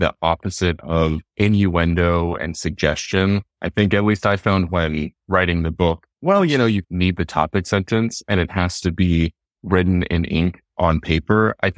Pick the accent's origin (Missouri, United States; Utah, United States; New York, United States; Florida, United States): Utah, United States; Salt Lake City; I'm from Salt Lake City, Utah, and it's Salt Lake is such a spinster culture